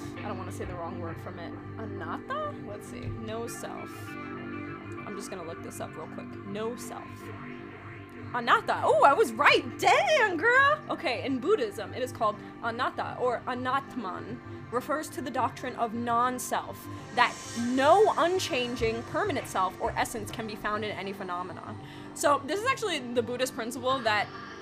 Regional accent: New York, United States; I'm from New York

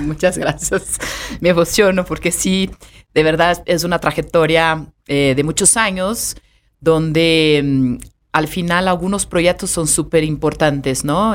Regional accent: São Paulo, Brazil; first language Portuguese; Spanish is a second language; moved away as an adult; also born or lived in Cancún, Mexico / Mexico City, Mexico / France / Switzerland; now in Mexico; nací en Sao Paulo

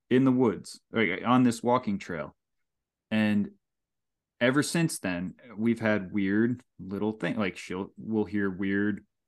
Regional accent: Saugerties, New York, United States; also born or lived in Kingston, New York; I grew up in Kingston, New York, and then I grew up in Saugerties

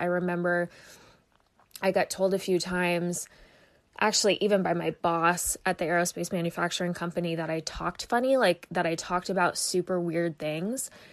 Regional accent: Vermont, United States; moved away as an adult; also born or lived in Phoenix, Arizona; I was born and raised in Vermont

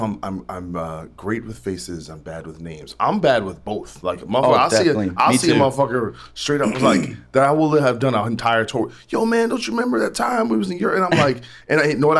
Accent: New Brunswick, New Jersey, United States; I'm from Jersey

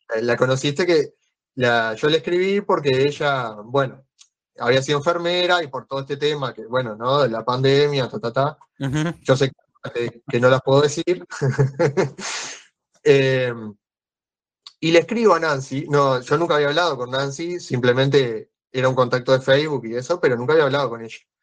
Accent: Canelones, Uruguay; Yo soy de Canelones, que está al lado de Montevideo, al lado de la capital

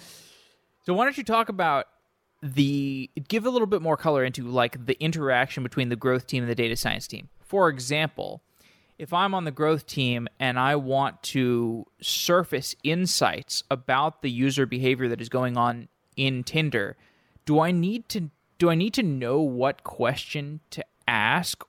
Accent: Austin, Texas, United States; moved away; I'm from Austin.

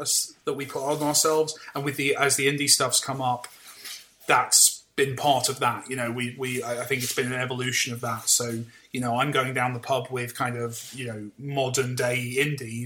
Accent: United Kingdom

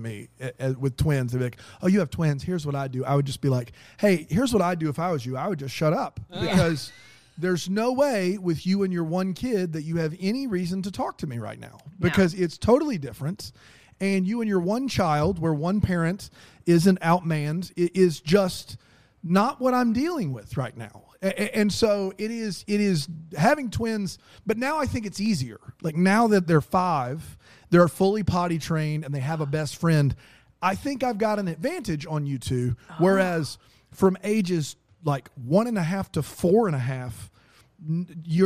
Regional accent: the South, United States; accent: Southern drawl; I'm from the South. My mom was an English teacher, and my dad was from like backwoods Bennettsville. So I have this very weird Southern draw

